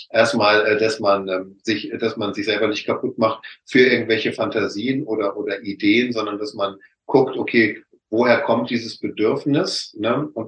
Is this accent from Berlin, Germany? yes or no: no; North Rhine-Westphalia, Germany; ich komme aus dem Ruhrpott, so schon sagt, von Hölzchen auf Stöcksken